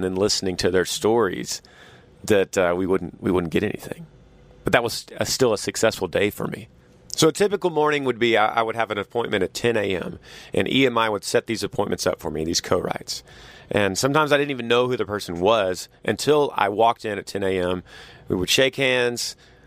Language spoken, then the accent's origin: English; Texas, United States; moved away as an adult; I was so homesick from Texas and all my friends and my family